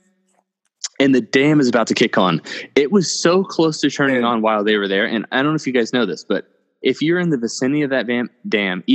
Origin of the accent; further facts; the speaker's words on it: Oklahoma, United States; Where Seth and I are from, we're both from Oklahoma